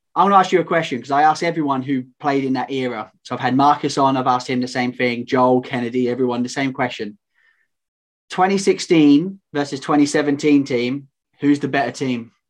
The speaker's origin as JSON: {"language": "English", "country": "United Kingdom", "said": "also known as the British Tar Heel."}